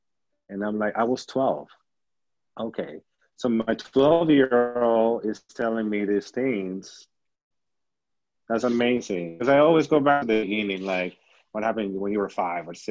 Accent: Peru; accent: Peruvian; now in United States; growing up in Peru, I was living by the beach

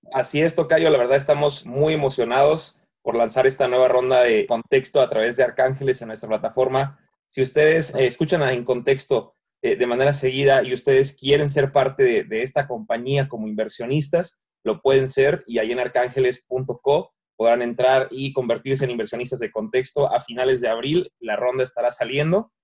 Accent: Mexico; nosotros que somos mexicanos vivimos vivimos aquí

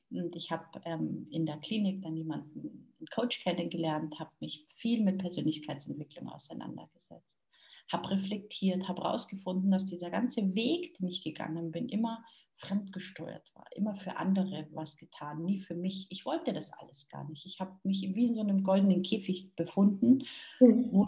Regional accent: Munich, Bavaria, Germany; born there; ähm, ich bin in München geboren

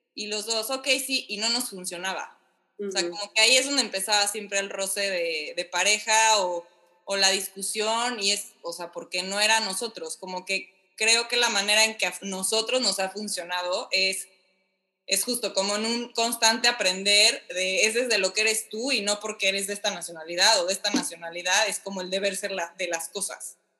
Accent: Mexico; moved away as an adult; now in Miami, United States

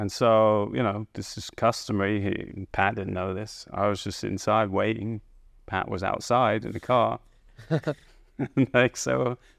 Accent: England, United Kingdom; now in United States; Growing up in England, we're pretty oblivious to what was going on over here in terms of college golf.

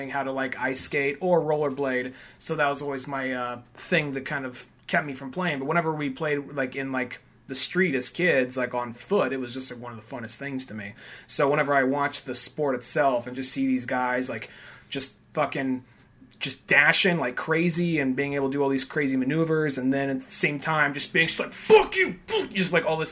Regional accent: United States; accent: American; we just probably sound so American

